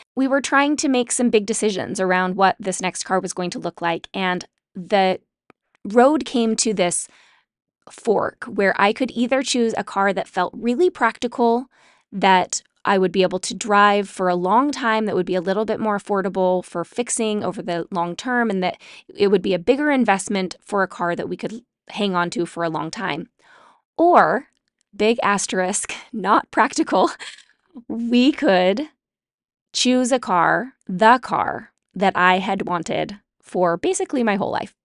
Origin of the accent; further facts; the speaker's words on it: Utah, United States; I grew up in Utah